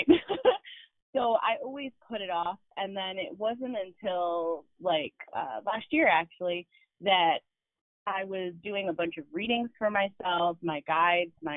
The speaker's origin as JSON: {"language": "English", "region": "New Jersey", "country": "United States", "tie": "born or raised there", "said": "I grew up in South Jersey"}